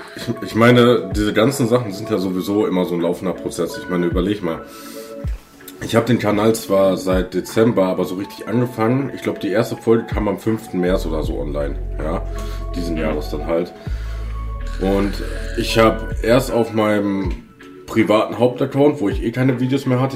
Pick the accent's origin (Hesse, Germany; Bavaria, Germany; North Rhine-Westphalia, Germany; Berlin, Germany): North Rhine-Westphalia, Germany; Hagen; now in Sauerland, Germany; also gebürtig komme ich aus Hagen